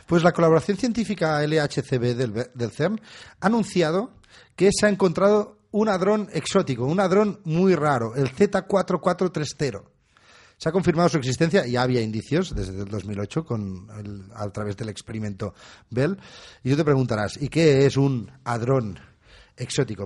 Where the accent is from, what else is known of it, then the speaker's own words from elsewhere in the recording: Catalonia, Spain; somos un poco catalanes